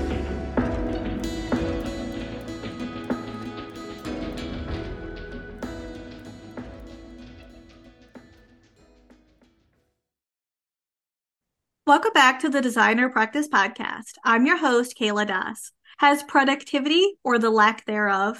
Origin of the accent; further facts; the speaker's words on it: Canada; I am a Canadian social worker